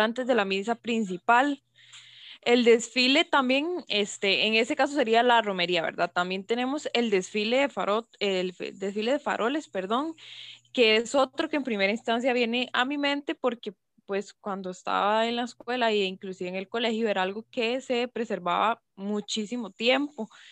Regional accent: Costa Rica; lo que tanto nos identifica como costarricenses

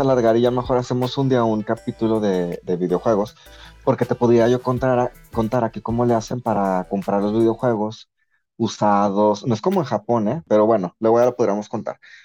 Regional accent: Mexico; moved away; como mexicano

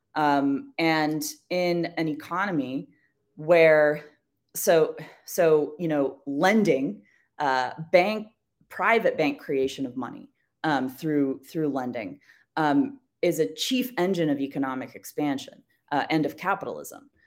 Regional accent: United States; as an American

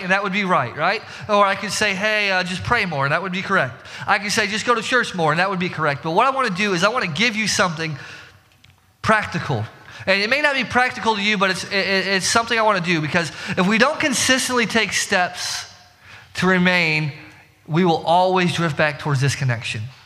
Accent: Indiana, United States; we're from, you know, we're from Indiana.

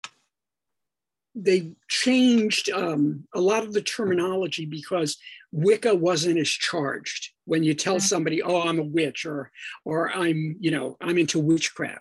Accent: Providence, Rhode Island, United States; I'm originally from Providence, Rhode Island.

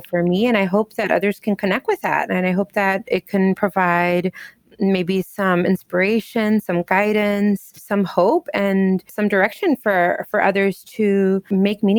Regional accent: Southern California, United States; first language English; also born or lived in Miami, Florida; now in Chicago, United States; I grew up in Southern California, but I've also lived in lots of different places in the U.S. I lived in Miami, Florida for a while. I currently live in Chicago, Illinois

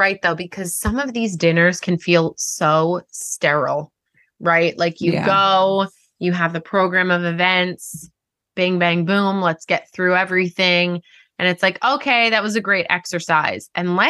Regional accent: Long Island, New York, United States; accent: long R's; I have long R's because I'm from Long Island.

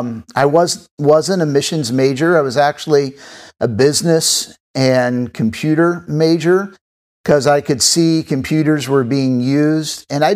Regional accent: Papua New Guinea; I grew up in Papua New Guinea, and if God calls me back there, this is what I'm doing.

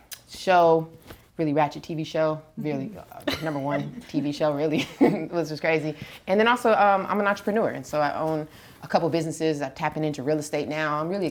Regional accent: Brooklyn, New York, United States; now in Los Angeles, United States; is I'm originally from the East Coast, like Brooklyn, but I've been in LA most of my life.

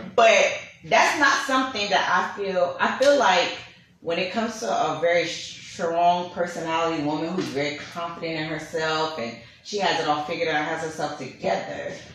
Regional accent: New York City, New York, United States; I'm from Brooklyn, New York. I'm Panamanian and Bahamian

